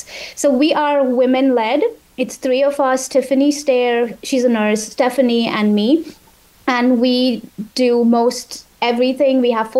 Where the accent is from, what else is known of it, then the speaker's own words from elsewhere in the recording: India; moved away as an adult; now in Philadelphia, United States; I am originally from India. I moved to the US about 15 years ago.